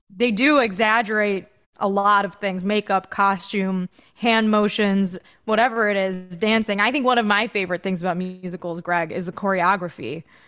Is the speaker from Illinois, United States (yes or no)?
yes; outside of Chicago, Illinois, United States; my sister and I grew up outside of Chicago